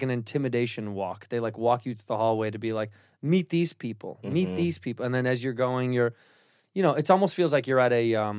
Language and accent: English; Chicago, Illinois, United States